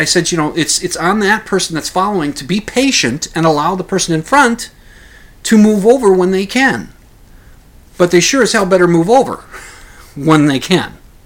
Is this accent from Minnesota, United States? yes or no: yes; Minnesota, United States; we're from Minnesota, the two of us.